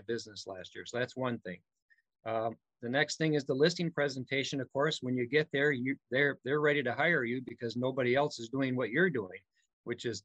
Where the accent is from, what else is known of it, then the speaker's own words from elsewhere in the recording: Milwaukee, Wisconsin, United States; I am from Milwaukee, Wisconsin